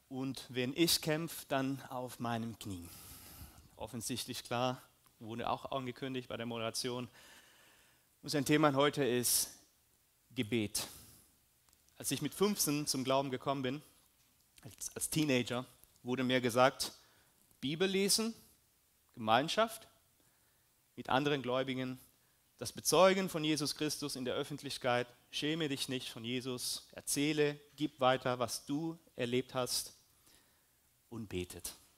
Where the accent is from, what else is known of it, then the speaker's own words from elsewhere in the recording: Peru; moved away; also born or lived in Germany; ich bin auch Peruaner, Deutsche, so ein bisschen